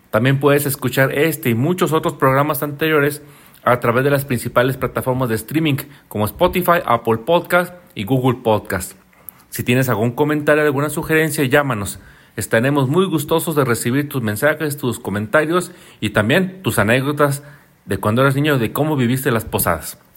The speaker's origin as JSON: {"language": "Spanish", "region": "San Luis Potosí", "country": "Mexico", "tie": "born or raised there", "said": "nací en el Montecillo. En el Montecillo, en lo que es la, los, ferrocarrileros, allí"}